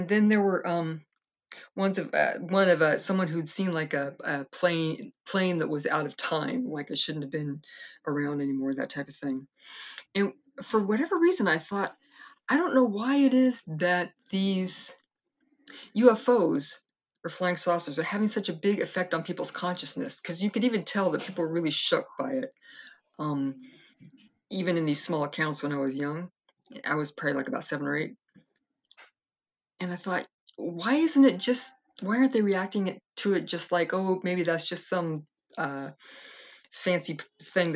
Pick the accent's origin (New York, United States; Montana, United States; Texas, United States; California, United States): California, United States; Castro Valley; also born or lived in Fresno, California; I moved up to the East Bay in San Francisco in Castro Valley and grew up most of my life there.